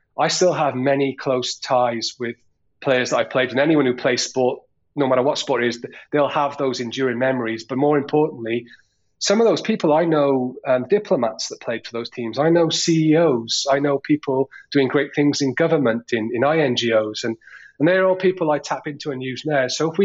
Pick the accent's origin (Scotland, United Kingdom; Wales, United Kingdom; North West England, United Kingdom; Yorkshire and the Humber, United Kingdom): Wales, United Kingdom; Newport; I'm from the Newport area and I played for Mice Glass when I was a kid